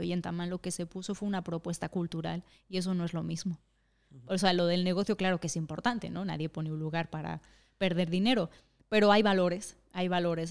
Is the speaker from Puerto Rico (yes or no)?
no; Mexico; now in Madrid, Spain; en México no comemos tacos en las casas